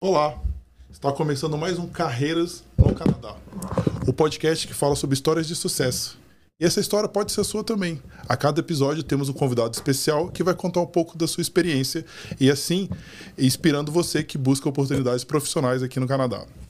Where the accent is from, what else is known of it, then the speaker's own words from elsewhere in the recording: Brasília, Federal District, Brazil; moved away; also born or lived in São Paulo; eu sou de Brasília, quando eu morei em São Paulo